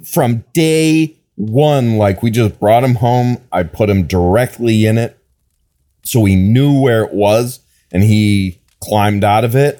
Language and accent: English; Wisconsin, United States; I'm from Wisconsin